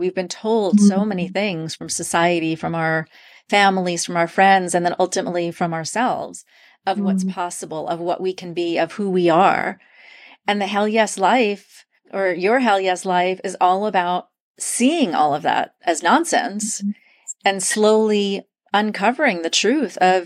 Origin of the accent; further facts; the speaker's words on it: New York, United States; I'm originally from New York